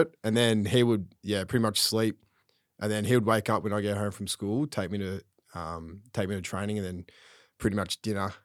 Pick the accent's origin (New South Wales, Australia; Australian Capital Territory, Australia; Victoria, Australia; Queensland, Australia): Victoria, Australia; Craigieburn; I grew up in Craigieburn